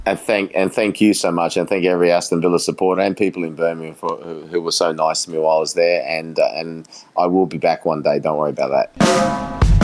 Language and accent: English; Australia; also born or lived in England; who I grew up with here in Australia